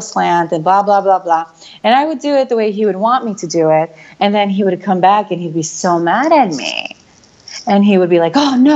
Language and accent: English; New York, United States; back home, because I am from New York.